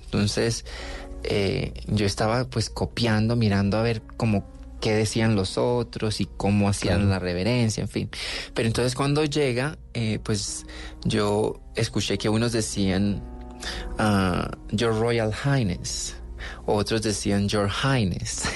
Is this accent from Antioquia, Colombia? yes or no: no; Cali, Valle del Cauca, Colombia; also born or lived in Buenaventura, Colombia / Cuba; yo nací en Buenaventura